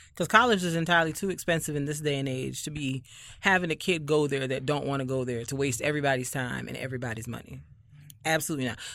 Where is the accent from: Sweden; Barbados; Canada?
Barbados; moved away; I am from Barbados